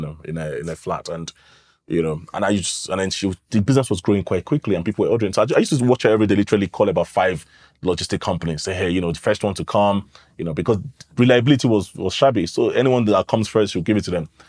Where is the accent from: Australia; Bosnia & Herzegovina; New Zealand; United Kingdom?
United Kingdom; London; moved away as an adult; now in Nigeria; I grew up in London. I moved to Nigeria in twenty fifteen